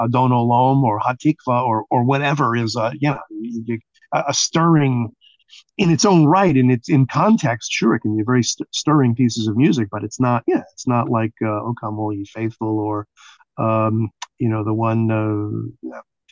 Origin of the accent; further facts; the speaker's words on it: New York City, New York, United States; growing up in Brooklyn